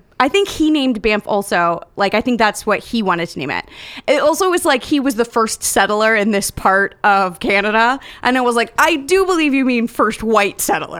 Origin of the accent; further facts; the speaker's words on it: United States; So as an American